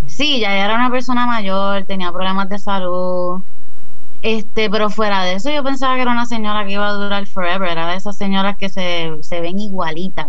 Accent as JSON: {"language": "Spanish", "town": "Caguas", "country": "Puerto Rico", "also_born_or_lived": "Cidra, Puerto Rico", "lives_now": "San Juan, Puerto Rico", "said": "sí vivo en San Juan, pero no soy de San Juan originalmente. Yo soy de, de Cagua y de Sidra, que es más para las montañas."}